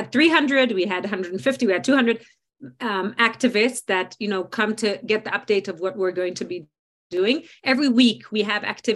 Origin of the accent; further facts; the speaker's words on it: Israel; in Israel, the fact that we live in a democracy